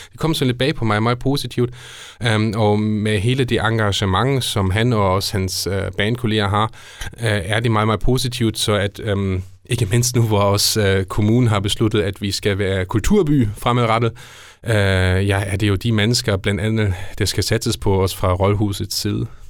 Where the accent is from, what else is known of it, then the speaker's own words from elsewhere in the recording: Esbjerg, Southern Denmark, Denmark; vi er udadtil som Esbjergenser